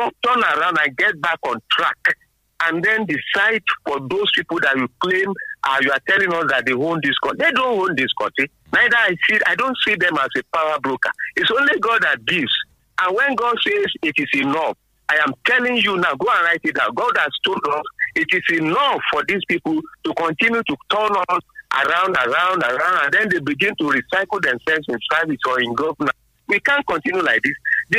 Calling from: Abeokuta, Ogun State, Nigeria; from Abeokuta.

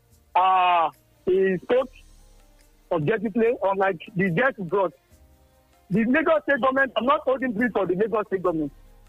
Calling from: Milan, Lombardy, Italy; I'm calling from Milano.

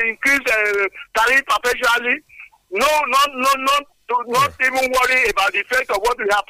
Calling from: Songo, Nigeria; Uh, I am engineer …. Uh, I'm calling from Songo.

